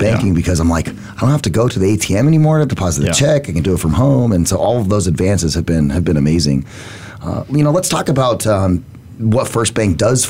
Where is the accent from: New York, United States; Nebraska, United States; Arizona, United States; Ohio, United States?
Arizona, United States; Phoenix; I grew up here in Phoenix. I'm a native